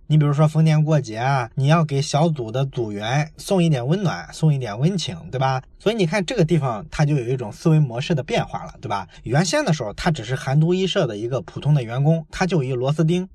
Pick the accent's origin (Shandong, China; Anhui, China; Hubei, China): Shandong, China; 在我的老家山东啊，我们有一个非常著名的企业，大伙儿都知道叫做海尔